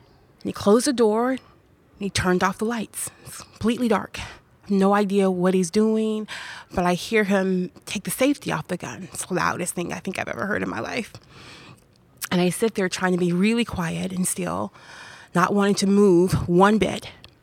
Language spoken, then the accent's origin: English; Macon, Georgia, United States; born there; I was born in Macon, Georgia.